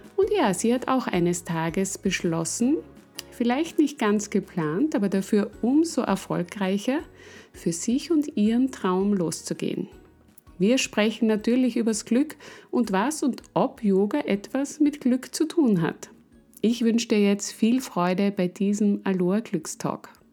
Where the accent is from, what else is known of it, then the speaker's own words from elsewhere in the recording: Styria, Austria; ich bin Steirerin.